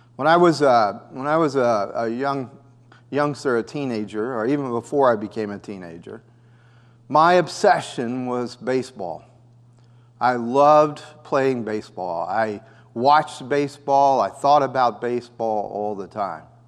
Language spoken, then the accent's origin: English; United States; also born or lived in Costa Rica; I was a U S citizen